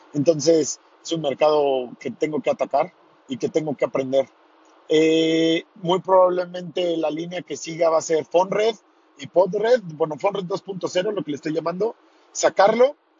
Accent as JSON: {"language": "Spanish", "town": "Tequisquiapan", "region": "Querétaro", "country": "Mexico", "said": "voy de regreso hacia mi pueblo, Tequisquiapan"}